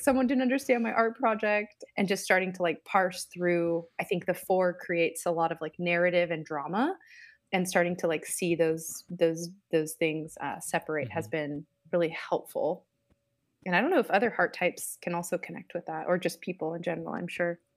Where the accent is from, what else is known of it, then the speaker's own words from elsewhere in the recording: Southern California, United States; moved away as an adult; also born or lived in Portland, Oregon; now in Iowa City, United States; I grew up in Southern California, but spent most of my adult life in Portland, Oregon. But now I'm located in the Midwest, Iowa City, Iowa